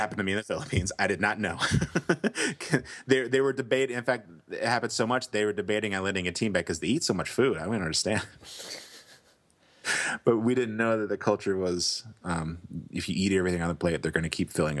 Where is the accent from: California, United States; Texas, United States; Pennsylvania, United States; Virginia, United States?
Texas, United States; I'm from Texas.